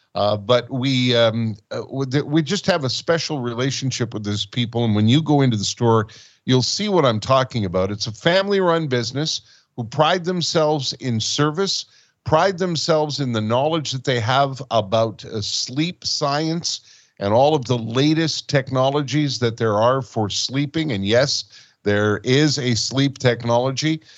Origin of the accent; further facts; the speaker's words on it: Montreal, Quebec, Canada; also born or lived in Alberta / Manitoba; now in Fraser Valley, Canada; I was born and raised in Quebec. I was a proud Montrealer, and now I'm in British Columbia.